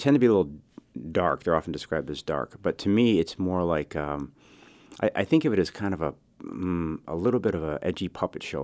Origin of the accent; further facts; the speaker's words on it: Chicago, Illinois, United States; I was raised in Chicago